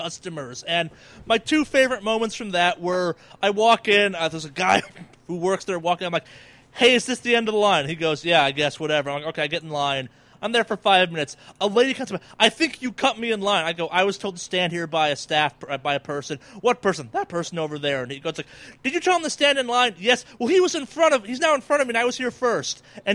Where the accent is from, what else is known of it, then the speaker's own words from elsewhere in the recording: Boston, Massachusetts, United States; I'm from Boston.